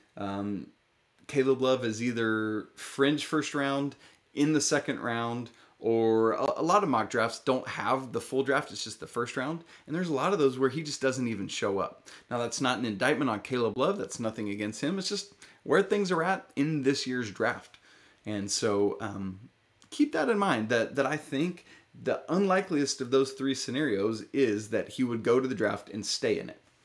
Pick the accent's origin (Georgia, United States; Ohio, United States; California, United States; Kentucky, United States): Georgia, United States; Atlanta; I grew up in Atlanta, grew up rooting for the Hawks